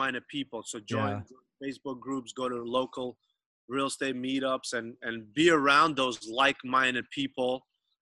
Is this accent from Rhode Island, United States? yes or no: no; New York, United States; accent: New York; now in Southern California, United States; I'm originally from New York